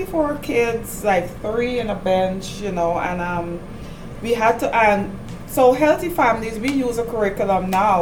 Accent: Guyana; moved away as an adult; now in United States; I'm from Guyana, South America. And there I was an elementary teacher for 10 years

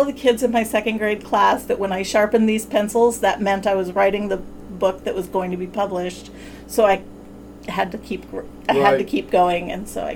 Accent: Wyoming, United States; I grew up in Wyoming

